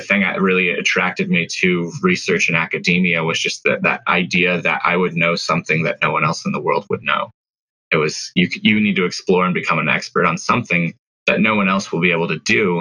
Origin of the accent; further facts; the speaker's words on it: Colorado, United States; also born or lived in Arizona; So I moved away from Arizona when I was pretty young. My family moved up to Colorado